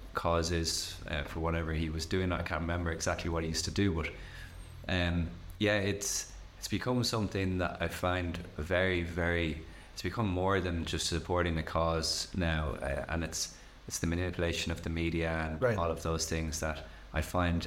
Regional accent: Ireland; born or raised there

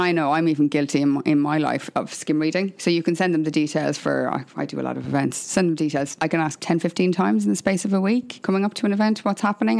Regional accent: Ireland; I'm Irish

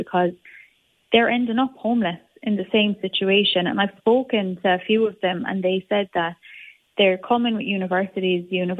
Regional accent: Limerick, Munster, Ireland; coming into Ireland at the moment, especially Limerick, because I'm from Limerick

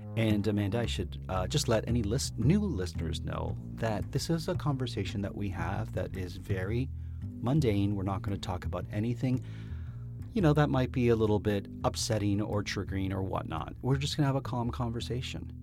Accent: Toronto, Ontario, Canada; I'm from Toronto 'cause I said leaves

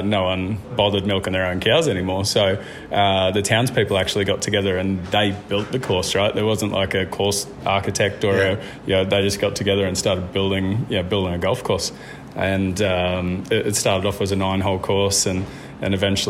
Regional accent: Gold Coast, Queensland, Australia; moved away as an adult; now in Yamba, Australia; We grew up on the Gold Coast and we had an incredible upbringing on the beach

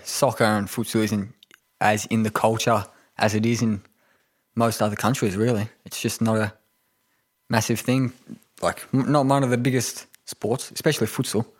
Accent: Melbourne, Victoria, Australia; also born or lived in Tokyo, Japan; been in Melbourne my whole life northern suburbs

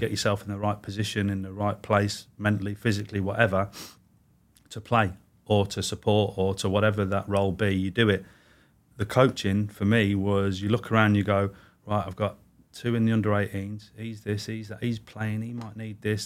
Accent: Warwick, West Midlands, United Kingdom; also born or lived in Manchester; I was born in Manchester, moved to the Midlands, which is where my mum's from. So I grew up in sort of Warwick, Leamington, that sort of way

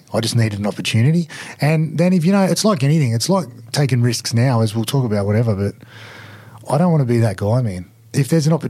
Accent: Albion Park, New South Wales, Australia; also born or lived in Western Sydney; now in Cronulla, Australia; when I grew up in Wollongong and then I moved to out west, I always lived in an area where rugby league was just so central.

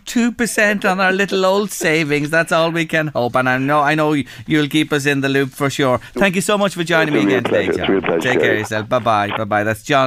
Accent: Ireland; can I go to Germany and open an account, being an Irish person in a bank in Germany?

